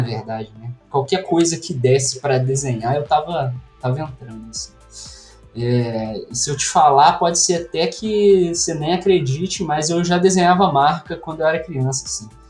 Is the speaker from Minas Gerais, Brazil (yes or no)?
yes; near Juiz de Fora, Minas Gerais, Brazil; accent: mineiro; eu sou mineiro, né? Não sei se dá para perceber pelo sotaque aí. Mineiro de uma cidade aqui bem do sudeste de Minas, perto de Juiz de Fora